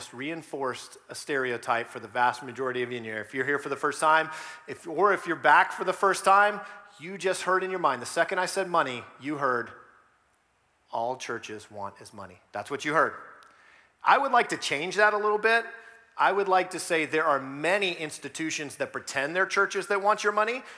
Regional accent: South Florida, United States; moved away as an adult; also born or lived in Georgia; now in Northern Virginia, United States; I was raised in South Florida

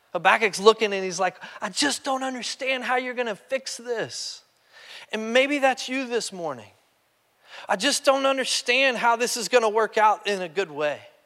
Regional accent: Kentucky, United States; I'm just from Kentucky

